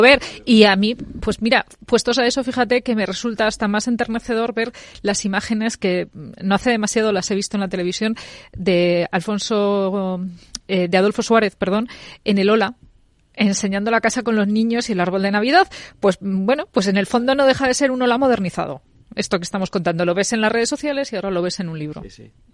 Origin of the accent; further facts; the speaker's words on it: Spain; como españoles